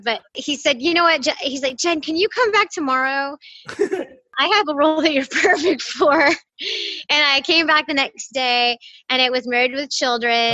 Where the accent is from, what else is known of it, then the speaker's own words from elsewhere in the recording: Pasadena, California, United States; I'm from Pasadena, oh, California. Yeah, I'm a LA girl, and yeah, never went really far from here